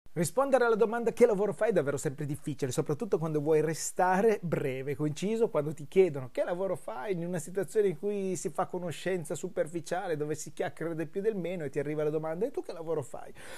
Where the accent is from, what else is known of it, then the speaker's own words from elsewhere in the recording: Brusasco, Piedmont, Italy; elementare, andavo verso la terza, mi ricordo, e le scuole erano proprio di fronte al negozio, in questo incrocio che c'è tutt'oggi a Brusasco